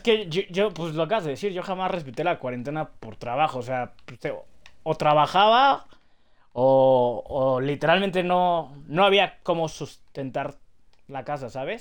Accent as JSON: {"language": "Spanish", "country": "Mexico", "said": "somos los mexicanos"}